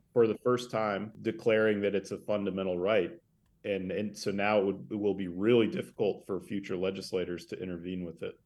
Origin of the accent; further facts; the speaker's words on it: Sandpoint, Idaho, United States; also born or lived in Tulsa, Oklahoma; I grew up in the northern Idaho panhandle uh, in a town called Sandpoint